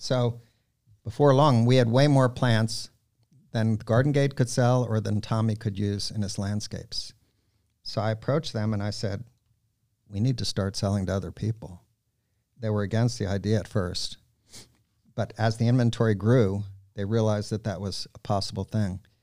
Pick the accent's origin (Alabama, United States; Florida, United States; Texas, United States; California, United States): Florida, United States; Miami Beach; moved away as an adult; also born or lived in Michigan / Israel; now in Gainesville, United States; Growing up in Miami Beach, most of the kids were expected to either become doctors, lawyers, accountants